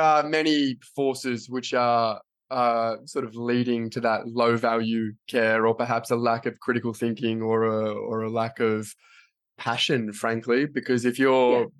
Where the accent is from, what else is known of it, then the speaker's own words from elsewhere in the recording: Australia; I'm an Australian physio